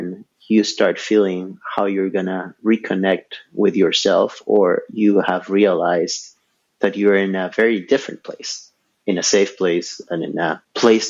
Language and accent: English; Ecuador; now in Montreal, Canada; I was born and raised in Ecuador.